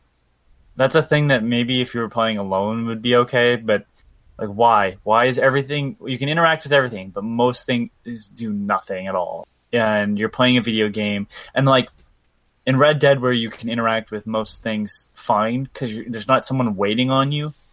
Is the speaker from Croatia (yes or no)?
no; Canada; as a Canadian